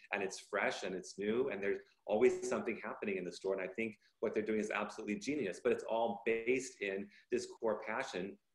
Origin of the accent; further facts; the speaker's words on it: Bay Area, Northern California, United States; also born or lived in Los Angeles, California; moved quite young to NoCal, Northern California, Bay Area. And so I have family and friends in down south. And then, of course, I grew up in Northern California